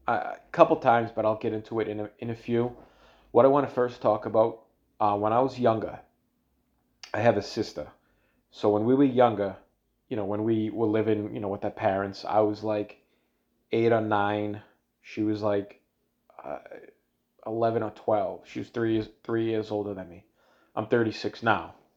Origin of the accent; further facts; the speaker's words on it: Everett, Massachusetts, United States; I'm from Everett, you know, in, in Massachusetts, I'm from Boston